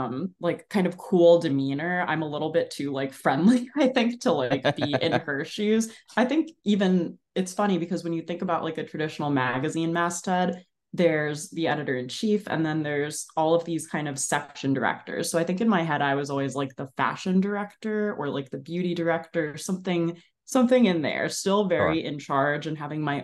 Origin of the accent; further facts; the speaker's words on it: New Jersey, United States; I grew up in New Jersey in Bergen County. So I was always like a 30-minute drive